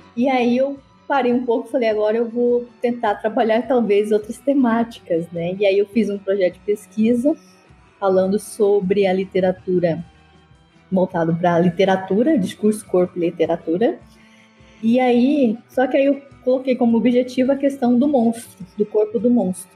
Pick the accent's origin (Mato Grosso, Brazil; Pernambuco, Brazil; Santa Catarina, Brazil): Mato Grosso, Brazil; Cáceres; moved away as an adult; now in Iporá, Brazil; eu sou matogrossense de Cáceres